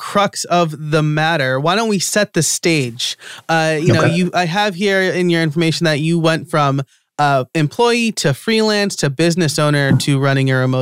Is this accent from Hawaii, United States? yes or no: no; New York, United States; moved away; I'm originally from New York, and so I'm a New York sports fan